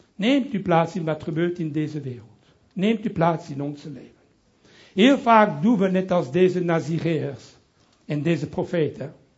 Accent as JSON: {"language": "Dutch", "town": "Brussels", "region": "Brussels-Capital Region", "country": "Belgium", "tie": "born or raised there", "also_born_or_lived": "Italy (ancestry)", "accent": "French", "first_language": "French", "second_language": "Dutch", "moved": "as an adult", "lives_now": "Amsterdam, Netherlands", "said": "ik ben Italiaans, opgegroeid in Brussel"}